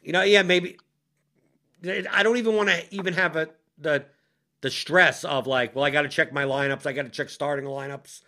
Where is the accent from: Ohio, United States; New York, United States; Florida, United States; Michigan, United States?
New York, United States; New York City; now in Louisville, United States; I'm originally from New York City